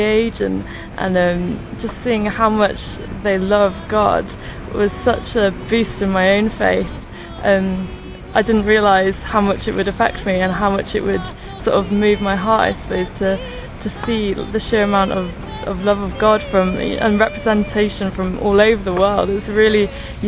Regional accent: Devon, South West England, United Kingdom; I'm from Devon in England

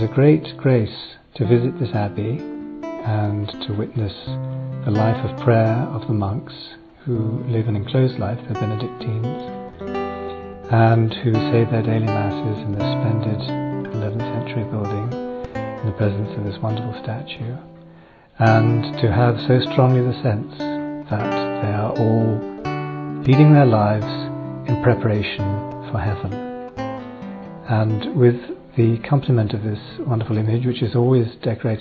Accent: England, United Kingdom; I'm from England

